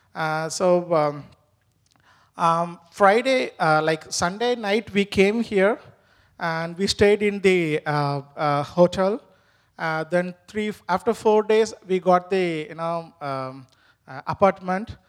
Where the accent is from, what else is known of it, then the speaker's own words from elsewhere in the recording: India; first language Tamil; English is a second language; moved away as an adult; now in New Hampshire, United States; my mother tongue is not basically Hindi, my mother tongue is Tamil